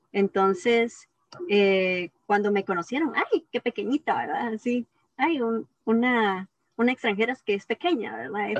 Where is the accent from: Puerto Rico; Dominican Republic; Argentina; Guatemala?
Guatemala; moved away as an adult; also born or lived in Taiwan; soy de Guatemala